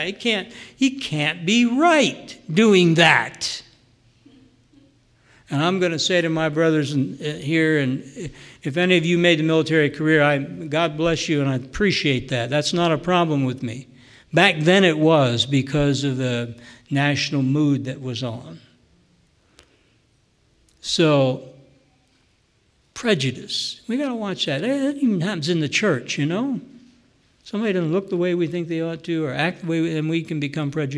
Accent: near Milton, Pennsylvania, United States; there's a little dot on that map called Milton, Pennsylvania, and that's a place close to my hometown, about 10 miles from where I grew up

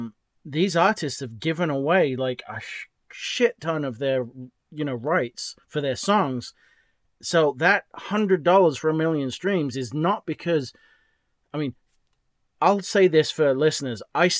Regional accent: England, United Kingdom; moved away; also born or lived in New Hampshire; I'm from England.

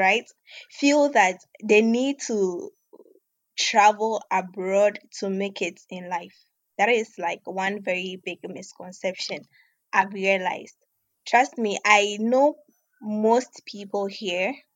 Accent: Obuasi, Ashanti, Ghana; moved away as an adult; also born or lived in Volta Region, Ghana / Accra, Ghana; now in Russia; I hail from the Volta region of Ghana. But basically, I grew up in Obuasi, which is also in Ghana, with my parents and my brothers. So later on, we relocated to Accra when I was just 12 years old.

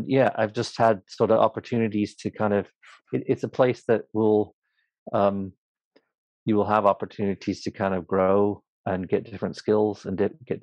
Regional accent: Oregon, United States; now in United Kingdom; I grew up in a place called Oregon, on the West Coast, a small

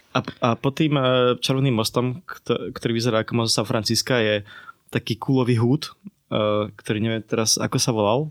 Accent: Slovakia; sme paštíkari zo Slovenska

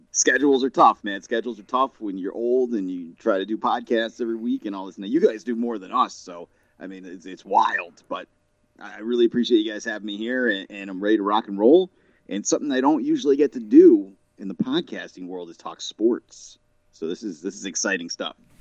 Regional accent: Boston, Massachusetts, United States; I'm from the Boston, New England area

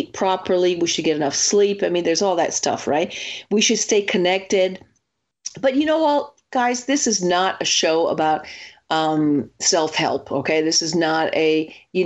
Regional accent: Italy; moved away; growing up in Italy

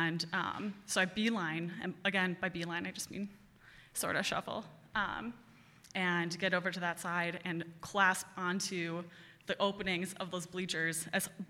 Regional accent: Cottage Grove, Wisconsin, United States; also born or lived in Madison / Pulaski, Wisconsin; I grew up in Cottage Grove, went to Deerfield schools for the first like 10 years of my life

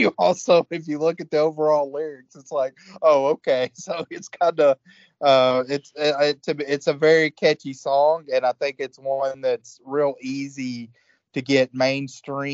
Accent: Georgia, United States; I grew up in Georgia

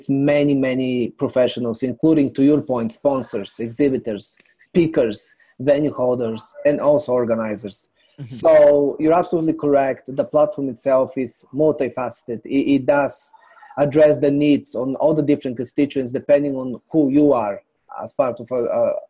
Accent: Bulgaria; now in New York City, United States; I'm originally from Bulgaria. I came here in New York City many years ago

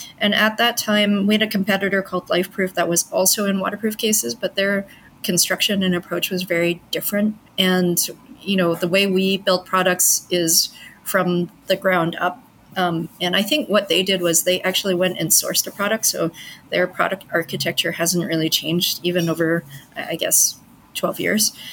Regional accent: Vancouver, British Columbia, Canada; moved away as an adult; also born or lived in Montreal; now in Hong Kong; I grew up in Canada, but I was born in Hong Kong. I pretty much am very Canadian, though. So we moved when I was really young. And I studied there. I did my undergrad in biochemistry in Vancouver, my hometown.

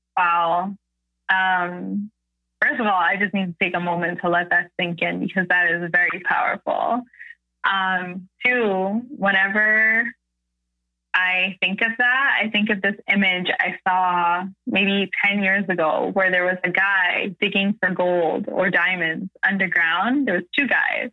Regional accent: Canada; I'm a Canadian creator

